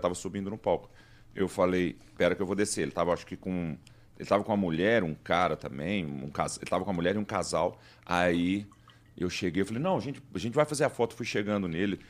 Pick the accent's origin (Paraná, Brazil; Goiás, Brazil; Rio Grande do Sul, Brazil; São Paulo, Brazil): Goiás, Brazil; Como a gente é de Goiás e escuta rock, a gente tem uma origem de sertanejo